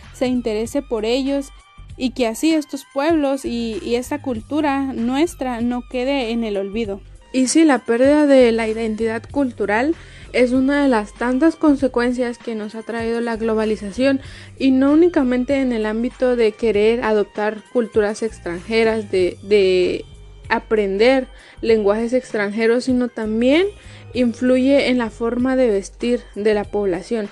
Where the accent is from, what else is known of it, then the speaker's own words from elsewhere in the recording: Mexico; nosotros mismos, que somos mexicanos